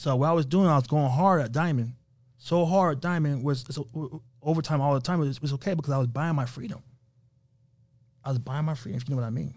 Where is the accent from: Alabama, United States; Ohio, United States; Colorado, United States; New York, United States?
New York, United States; moved away; also born or lived in Las Vegas; we're from New York